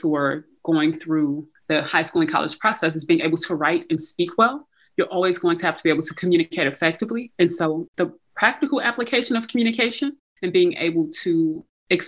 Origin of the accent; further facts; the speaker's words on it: St. Louis, Missouri, United States; So I'm from St. Louis, Missouri. I grew up in the city of St. Louis.